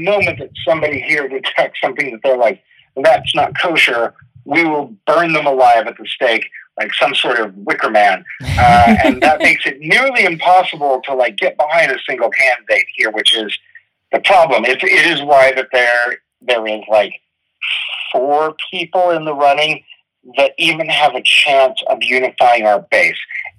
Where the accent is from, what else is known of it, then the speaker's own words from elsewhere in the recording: Los Angeles, California, United States; I'm a comedian that toured the country. I'm a screenwriter from Los Angeles.